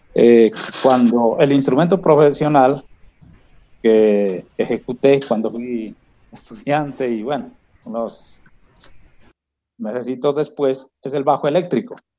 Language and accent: Spanish; Kamëntšá people community, Putumayo, Colombia; moved away; retorné aquí a mi comunidad, a mi pueblo